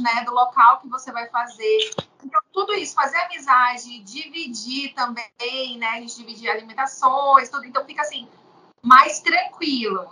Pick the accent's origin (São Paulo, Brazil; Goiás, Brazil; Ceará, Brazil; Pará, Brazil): Pará, Brazil; sou eu do Pará